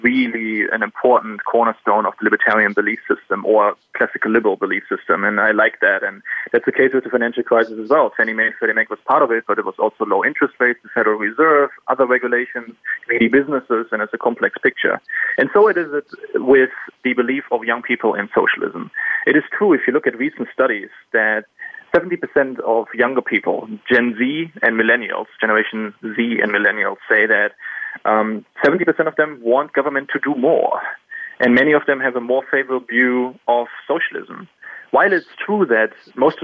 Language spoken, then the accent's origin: English; Germany; English is a second language; moved away as an adult; also born or lived in Silver Spring, Maryland / Turkey / Argentina / London; growing up in Germany